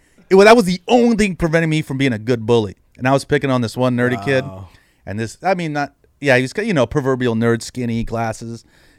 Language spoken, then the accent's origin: English; San Jose, California, United States; I'm from San Jose, born and raised in San Jose.